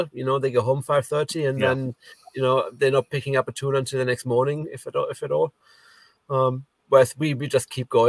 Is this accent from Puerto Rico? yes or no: no; Germany; moved away; I come from Germany. I studied engineering in Germany.